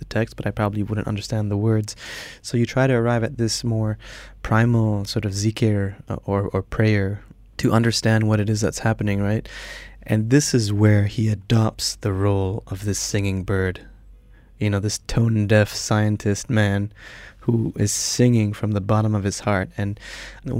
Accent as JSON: {"language": "English", "country": "Iran", "tie": "born or raised there", "moved": "yes", "said": "I'm half Iranian, I'm half Malay. Growing up in Iran"}